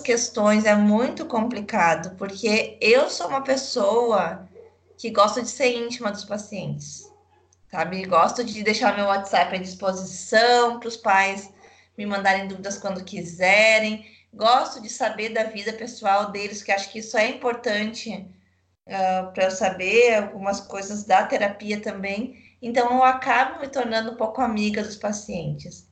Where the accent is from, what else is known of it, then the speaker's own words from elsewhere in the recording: São Leopoldo, Rio Grande do Sul, Brazil; accent: gaúcho; eu tô me controlando para ser menos, menos gaúcha